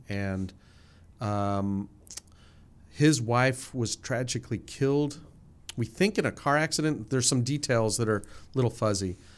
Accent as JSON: {"language": "English", "region": "New Jersey", "country": "United States", "tie": "born or raised there", "moved": "yes", "said": "I grew up in New Jersey, uh, forty-five minutes outside of New York City."}